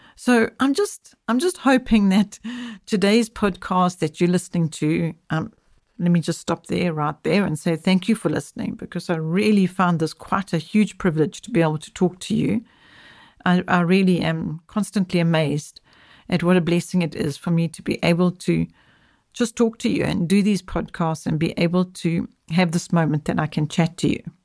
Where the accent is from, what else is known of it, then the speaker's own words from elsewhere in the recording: South Africa; I'm speaking from South Africa